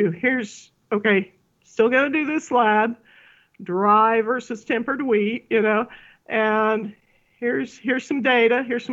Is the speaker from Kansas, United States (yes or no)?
yes; Salina, Kansas, United States; When I grew up near Salina